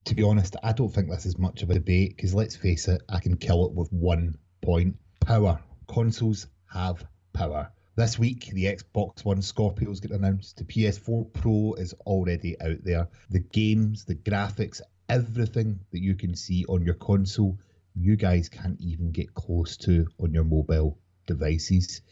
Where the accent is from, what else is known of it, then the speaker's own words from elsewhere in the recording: Scotland, United Kingdom; I'm a Scottish gamer from Scotland